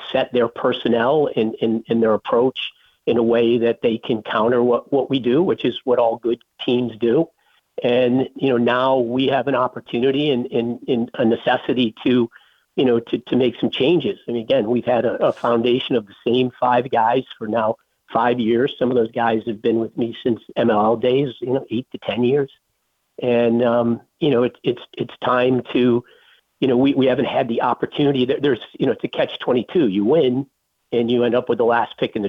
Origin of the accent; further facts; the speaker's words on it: Syracuse, New York, United States; I'm an upstate New York guy. I grew up in Syracuse